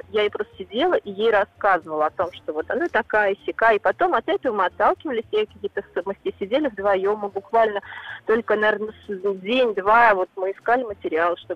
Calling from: Voronezh, Voronezh Oblast, Russia; Я из Воронежа.

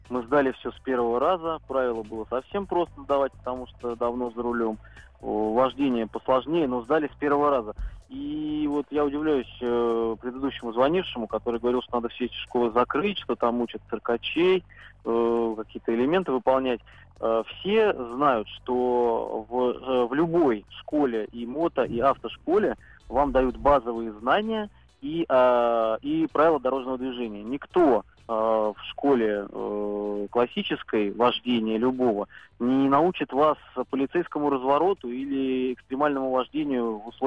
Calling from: Moscow, Russia; я из Москвы

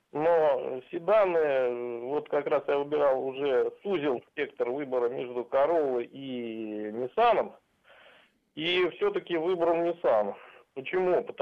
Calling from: Volgograd, Volgograd Oblast, Russia; Я из Волгограда.

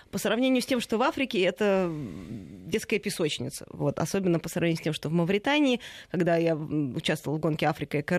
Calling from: Tyumen, Tyumen Oblast, Russia; Добрый день, я из Тюмени.

